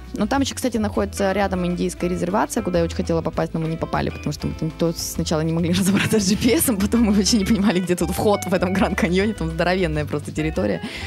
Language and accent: Russian; Russia